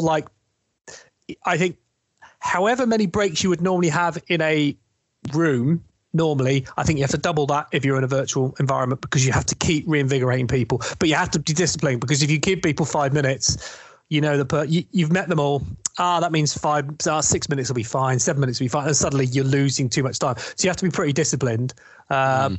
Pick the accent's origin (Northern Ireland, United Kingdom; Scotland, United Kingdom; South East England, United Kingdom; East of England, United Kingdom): South East England, United Kingdom; East Sussex; also born or lived in London; now in north of England, United Kingdom; I'm actually from East Sussex